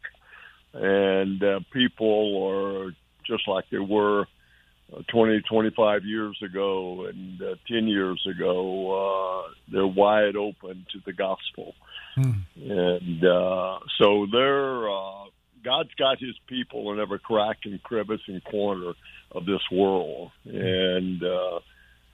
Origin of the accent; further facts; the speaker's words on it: Dallas, Texas, United States; I'm from Dallas, Texas